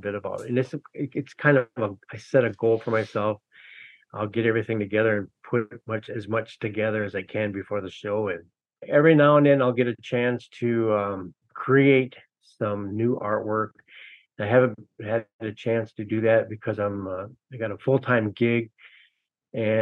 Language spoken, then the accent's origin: English; Minneapolis, Minnesota, United States; moved away as an adult; also born or lived in Red Lake, Minnesota; now in Grand Portage, United States; I grew up in Minneapolis and went to college there, and moved away in about 98